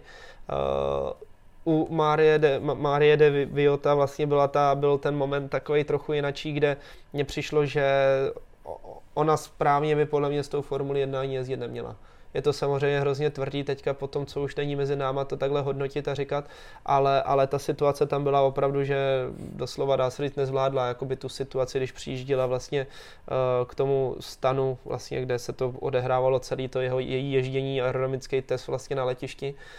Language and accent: Czech; Czechia; tady u nás v Čechách